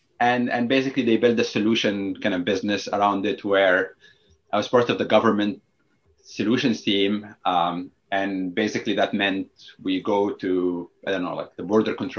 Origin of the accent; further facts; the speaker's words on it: Egypt; English is a second language; moved away as an adult; also born or lived in New York / New Jersey; I grew up in Egypt